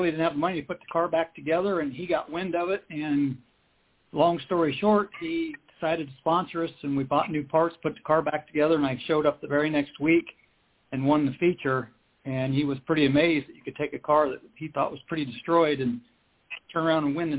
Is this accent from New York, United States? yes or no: no; Ohio, United States; I grew up here in Ohio, and my neighbors were the Hodenshields